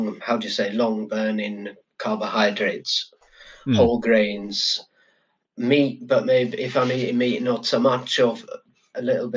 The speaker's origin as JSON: {"language": "English", "region": "Yorkshire and the Humber", "country": "United Kingdom", "also_born_or_lived": "London", "moved": "yes", "said": "I'm from Yorkshire"}